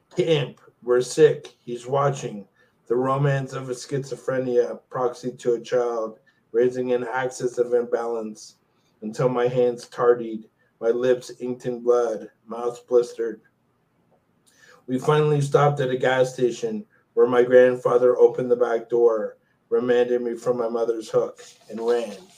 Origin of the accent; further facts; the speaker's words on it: Long Island, New York, United States; I grew up in Long Island, New York